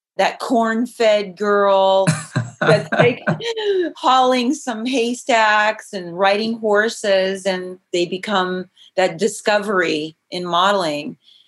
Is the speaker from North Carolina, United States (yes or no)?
no; Idaho, United States; also born or lived in Glenns Ferry, Idaho / Mountain Home, Idaho; now in Los Angeles, United States; Actually, I was born in Los Angeles, but then my dad shipped me straight out of here to Idaho, the whole family. So we lived in Glens Ferry and Mountain Home and just a small town girl.